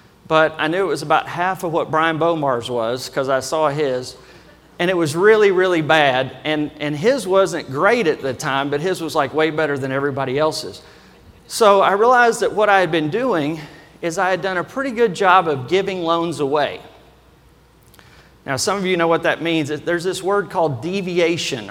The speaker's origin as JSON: {"language": "English", "region": "Kentucky", "country": "United States", "accent": "Kentucky", "said": "my normal Kentucky accent"}